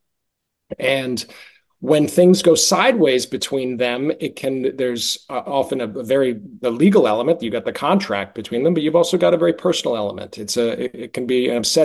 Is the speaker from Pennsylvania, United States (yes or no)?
no; Boston, Massachusetts, United States; moved away as an adult; also born or lived in New York; originally from Boston, but I moved to New York after college